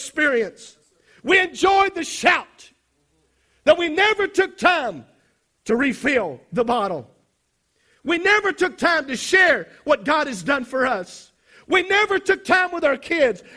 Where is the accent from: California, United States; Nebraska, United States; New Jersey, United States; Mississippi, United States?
Mississippi, United States; South; I come from South Mississippi